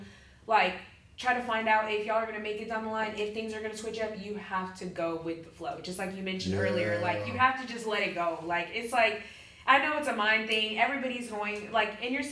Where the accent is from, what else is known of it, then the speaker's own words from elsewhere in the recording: Houston, Texas, United States; now in Pensacola, United States; I'm from Houston